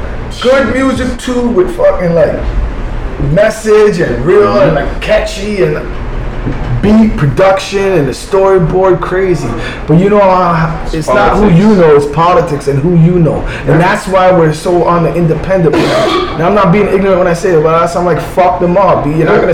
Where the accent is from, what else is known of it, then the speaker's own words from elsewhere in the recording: Missouri, United States; I'm from Show Me Land at the end of the day, straight up